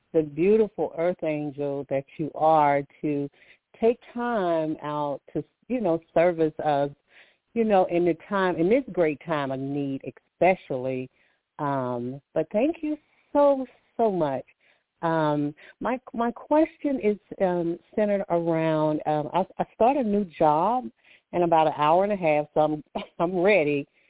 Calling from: Alabama, United States; I'm calling from Alabama.

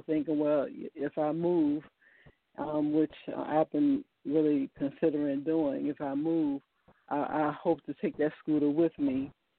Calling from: Virginia, United States; I'm calling from Virginia.

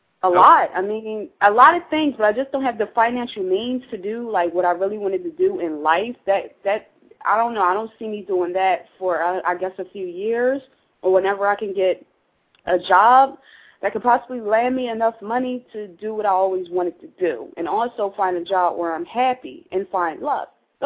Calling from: Pennsylvania, United States

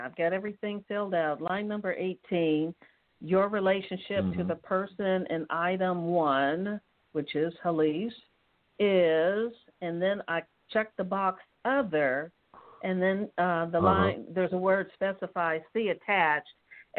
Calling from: Atlanta, Georgia, United States; How are you? … from Atlanta.

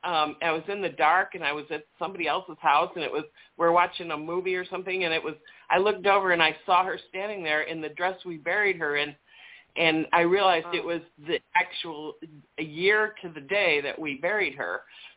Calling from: Chicago, Illinois, United States; from Chicago.

